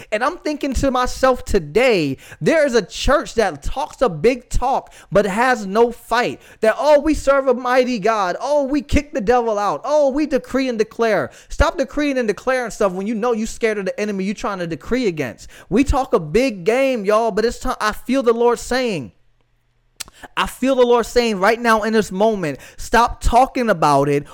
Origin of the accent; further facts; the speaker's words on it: Florida, United States; I live in Florida, guys. I'm from Florida. I've lived Florida most of my life